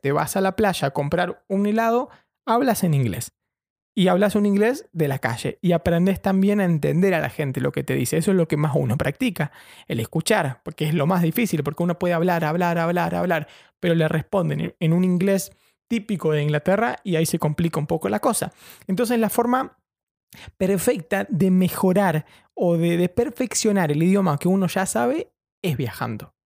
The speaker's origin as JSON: {"language": "Spanish", "country": "Argentina", "also_born_or_lived": "Brighton", "moved": "as an adult", "lives_now": "London, United Kingdom", "said": "soy un periodista argentino viviendo en Londres"}